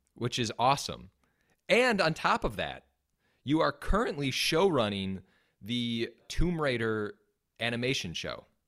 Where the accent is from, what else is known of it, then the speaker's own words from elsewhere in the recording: Wisconsin, United States; accent: Wisconsin; my Wisconsin accent